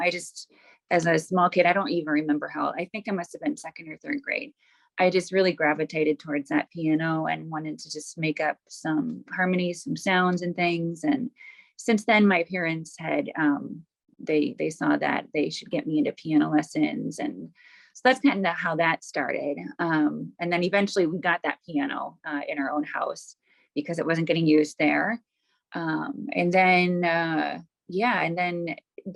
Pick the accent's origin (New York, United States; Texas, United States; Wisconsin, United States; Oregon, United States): Wisconsin, United States; Wauwatosa; also born or lived in Milwaukee; I grew up in mostly Wauwatosa, on the east side of Wauwatosa, and I now live on the west side of Wauwatosa